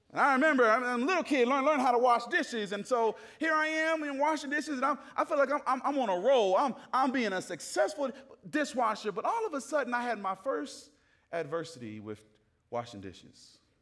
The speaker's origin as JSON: {"language": "English", "town": "Atlanta", "region": "Georgia", "country": "United States", "tie": "born or raised there", "said": "I grew up in the South. I'm from Atlanta, Georgia"}